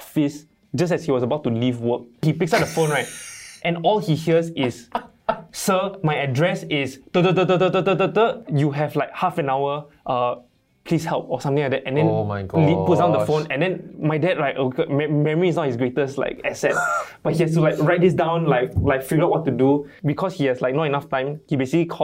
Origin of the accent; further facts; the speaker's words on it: Malaysia; I'm Malaysian. Yeah. I grew up in Malaysia.